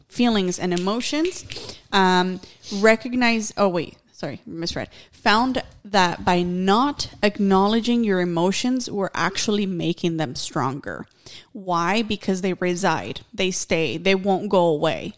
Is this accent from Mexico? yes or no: yes; Mexico; moved away; I remember growing up in Mexico